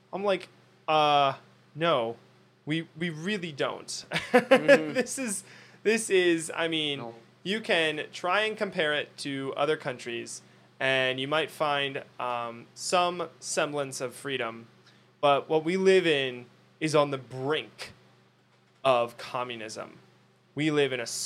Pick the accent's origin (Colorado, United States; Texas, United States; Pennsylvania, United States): Pennsylvania, United States; my home state of Pennsylvania